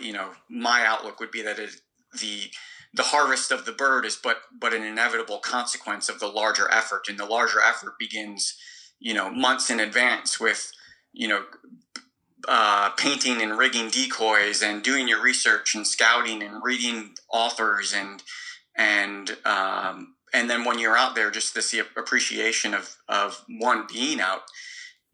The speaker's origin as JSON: {"language": "English", "region": "Northwest Indiana", "country": "United States", "tie": "born or raised there", "also_born_or_lived": "Peoria, Illinois", "moved": "as an adult", "lives_now": "Australia", "said": "I was born in Peoria, Illinois, and I grew up sort of bouncing back and forth across the border of Illinois and Indiana. I would say that most of my sporting upbringing was in Northwest Indiana"}